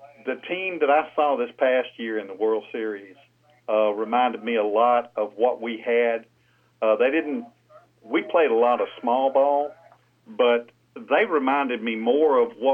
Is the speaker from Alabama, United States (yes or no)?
yes; Saraland, Alabama, United States; moved away as an adult; also born or lived in Pensacola, Florida; now in Cantonment, United States; I'm originally from Mobile, and that's where I grew up, in a little town around Mobile called Saraland. But I'm in Pensacola right now.